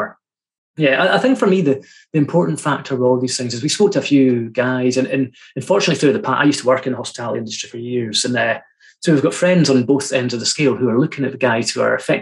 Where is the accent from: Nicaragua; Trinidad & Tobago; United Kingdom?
United Kingdom; Fraserburgh, Scotland; my hometown's beside Fraserburgh